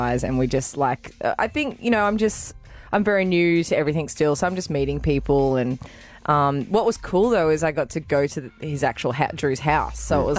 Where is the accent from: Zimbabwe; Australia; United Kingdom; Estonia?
Australia; Gold Coast, Queensland; born or raised there